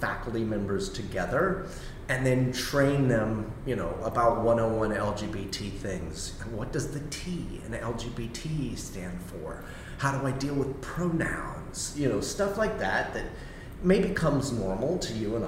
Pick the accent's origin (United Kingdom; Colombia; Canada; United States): United States; Miami, Florida; I'm a Miami native. I grew up in Miami-Dade County in the 1980s.